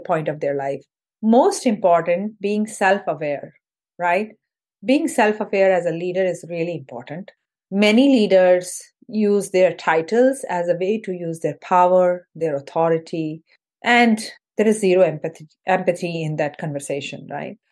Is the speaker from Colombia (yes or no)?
no; Indore, Madhya Pradesh, India; moved away as an adult; also born or lived in Mumbai, India; now in United States; So I'm originally from India, from a city called Indore, which is in the central part of India. And uh, I did my high school and undergrad in engineering from Indore